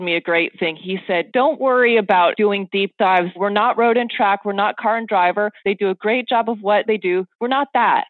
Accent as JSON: {"language": "English", "region": "Oregon", "country": "United States", "moved": "yes", "lives_now": "Los Angeles, United States", "said": "I'm from Oregon, a very small town in Oregon, and didn't grow up with it at all"}